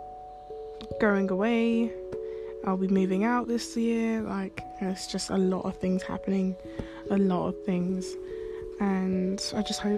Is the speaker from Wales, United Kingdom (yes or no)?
no; London, United Kingdom; I'm like from London